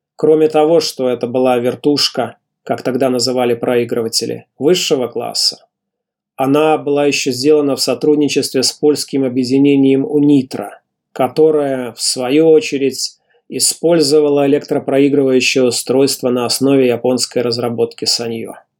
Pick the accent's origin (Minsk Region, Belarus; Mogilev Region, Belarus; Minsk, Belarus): Mogilev Region, Belarus; Mogilev; в родном городе Могилеве